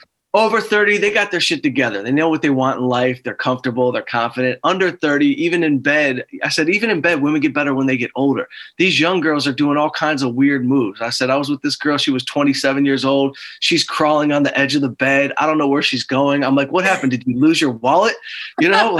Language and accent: English; Detroit, Michigan, United States; moved away as an adult; now in Los Angeles, United States; We're both from Detroit